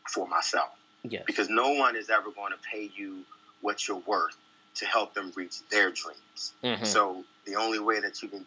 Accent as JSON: {"language": "English", "town": "Washington", "region": "District of Columbia", "country": "United States", "tie": "born or raised there", "also_born_or_lived": "Iowa / Chicago / Cincinnati", "moved": "as an adult", "said": "born and raised in Southeast Washington, D.C."}